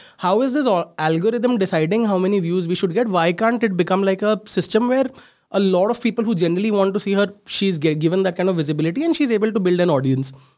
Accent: Mumbai, Maharashtra, India; I'm a late eighties child, born and brought up in Mumbai, small place there called Ghat Kopar. The entire schooling, everything was done there.

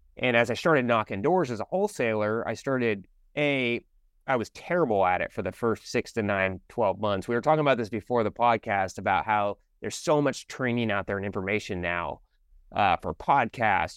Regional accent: Sammamish, Washington, United States; I actually grew up in a city called Sammamish

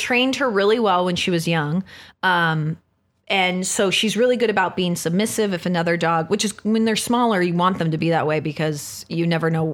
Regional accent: San Diego, California, United States; moved away; I'm from San Diego. So I go to San Diego to visit my mom

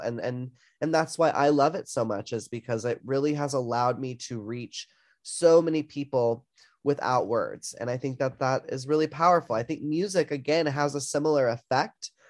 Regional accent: the South, United States; growing up in the South

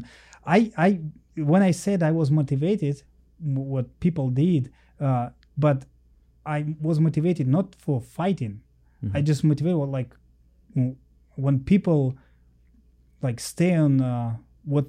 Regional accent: Volgograd, Volgograd Oblast, Russia; English is a second language; moved away as an adult; now in Sacramento, United States; my hometown

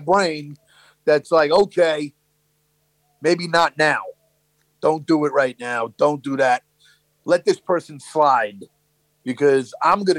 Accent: New York City, New York, United States; growing up in Brooklyn

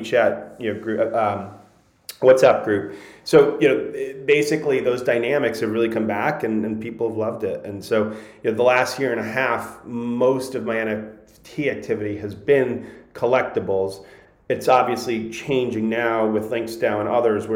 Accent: Connecticut, United States; I grew up in Connecticut

